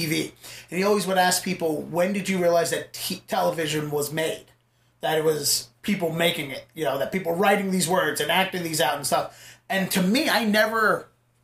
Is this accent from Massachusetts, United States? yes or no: yes; Boston, Massachusetts, United States; I come from Boston